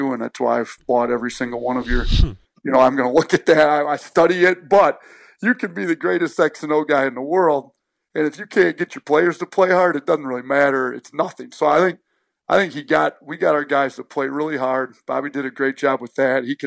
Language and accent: English; Wisconsin, United States; moved away as an adult; also born or lived in Romulus, Michigan; I grew up in Wisconsin